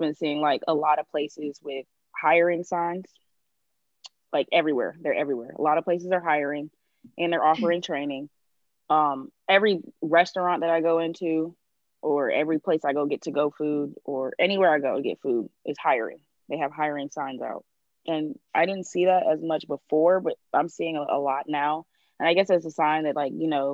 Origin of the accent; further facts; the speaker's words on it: Jamaica; I am Jamaican